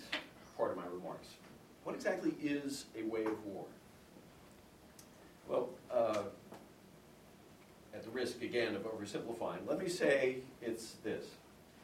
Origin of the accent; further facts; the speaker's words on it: Boston, Massachusetts, United States; I grew up in Boston